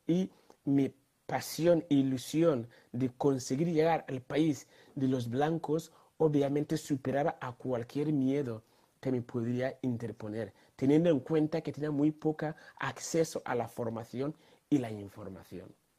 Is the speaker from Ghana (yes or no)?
yes; Ghana; moved away; tuve la gran honor, mm, suerte de nacer en un país llamado Ghana, en medio África tropical